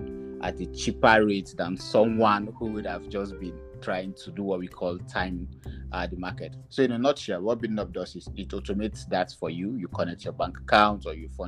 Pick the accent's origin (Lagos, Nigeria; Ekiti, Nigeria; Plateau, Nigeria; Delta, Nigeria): Plateau, Nigeria; Jos; moved away as an adult; also born or lived in Abuja / Ghana; I'm from Jos, that's Plateau State